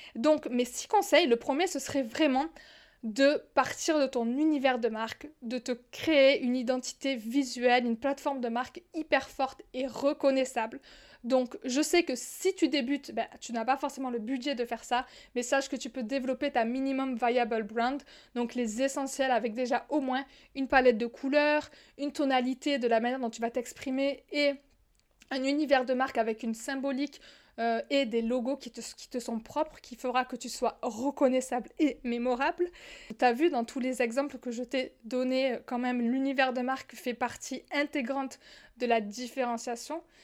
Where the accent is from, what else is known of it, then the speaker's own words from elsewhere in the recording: southern France, France; accent: southern; now in Morocco; je viens du sud, tu l'entends certainement dans mon accent, je le dis parfois, j'habite au Maroc